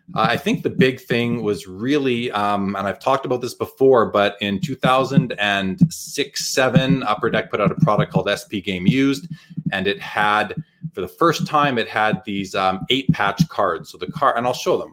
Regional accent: Winnipeg, Manitoba, Canada; growing up in Winnipeg

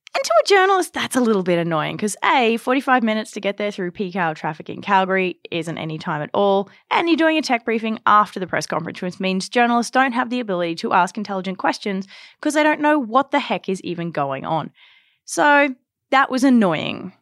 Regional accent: Australia; now in Canada; growing up in Australia

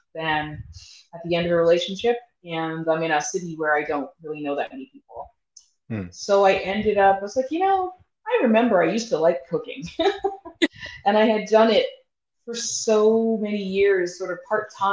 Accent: Toronto, Ontario, Canada; moved away as an adult; also born or lived in Bahamas; now in Calgary, Canada; I was born and raised in Toronto

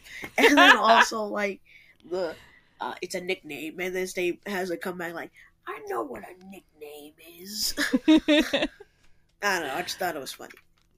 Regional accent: United States; I am American

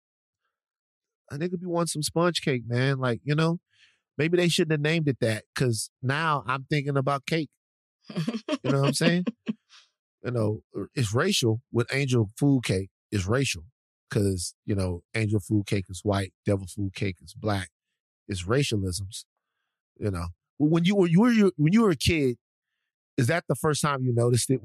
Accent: Louisiana, United States; I'm from Louisiana

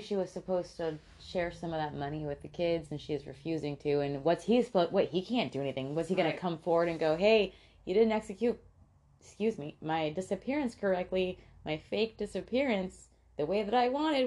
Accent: Tampa, Florida, United States; when we grew up in Tampa

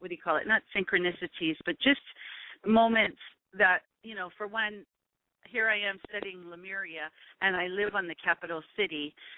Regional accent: Oahu, Hawaii, United States; also born or lived in Guam; now in Big Island, Hawaii, United States; I've lived on the Big Island for about 20-something years. I was raised in Oahu, born in Guam.

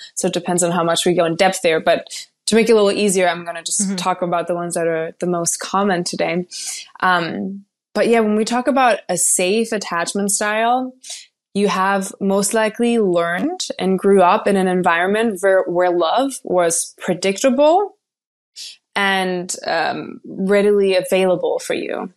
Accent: Germany; now in Los Angeles, United States; I currently live in Southern California in Los Angeles, but I am from Germany

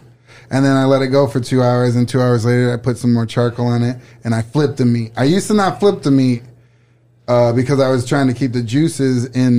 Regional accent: Saginaw, Michigan, United States; Saginaw, Michigan.

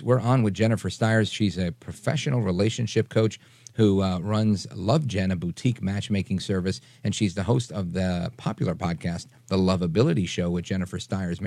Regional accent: New York City, New York, United States; now in New Jersey, United States; I grew up in Brooklyn and I live in Jersey now

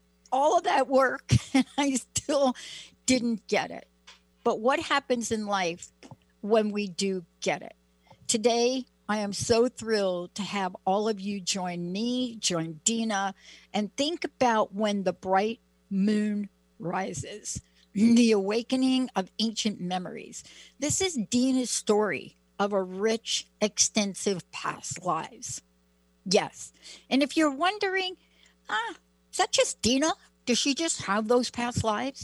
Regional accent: New York, United States; I'm a kid from New York.

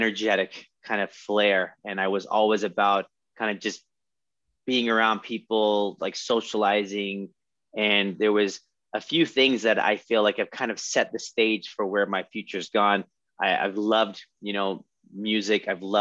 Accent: California, United States; also born or lived in Texas; we moved to California

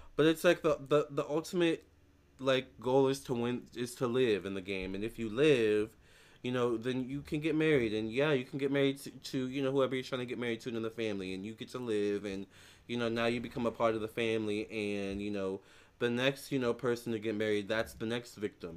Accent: United States; I'm American

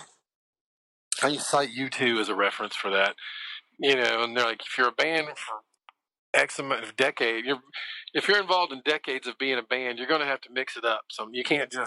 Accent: Memphis, Tennessee, United States; we're a band from Memphis making Memphis music.

